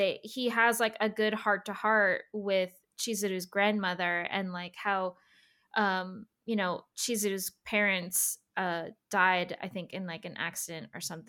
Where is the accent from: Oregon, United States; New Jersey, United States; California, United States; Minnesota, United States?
New Jersey, United States; So I'm from New Jersey